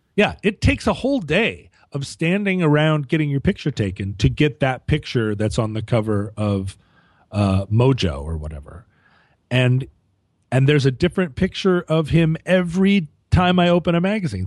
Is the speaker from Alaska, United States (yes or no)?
yes; Anchorage, Alaska, United States; moved away; also born or lived in Seattle; when I was growing up in Anchorage, I, I had a Vespa